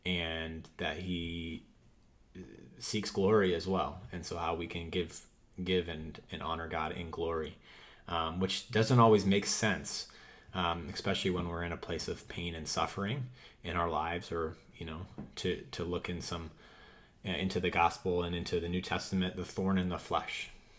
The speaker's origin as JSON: {"language": "English", "region": "Wisconsin", "country": "United States", "tie": "born or raised there", "lives_now": "Boston, United States", "said": "I grew up in Wisconsin for a little bit, but then have been in the north in Boston area."}